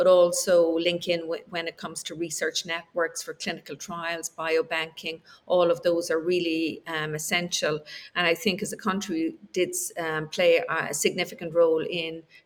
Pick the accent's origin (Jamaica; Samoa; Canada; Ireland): Ireland; also born or lived in United States; we're Irish